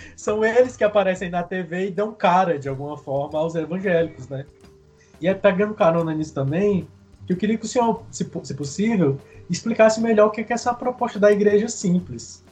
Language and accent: Portuguese; Chorozinho, Ceará, Brazil; eu sou de Chorozinho, né? Cidadezinha lá no interior do Ceará. E meus pais até hoje moram lá na zona rural. Eu cresci na zona rural.